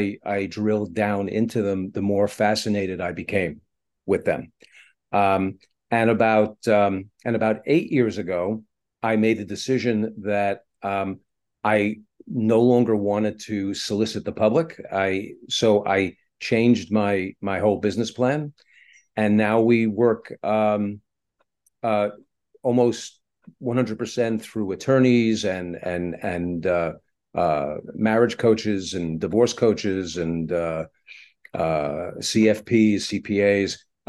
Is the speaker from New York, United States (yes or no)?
yes; Brooklyn, New York, United States; also born or lived in Far Rockaway; now in Los Angeles, United States; I'm based in Los Angeles, but I'm originally from New York City. Grew up in Brooklyn and Far Rockaway in New York. I've been in Los Angeles for about 23 odd years.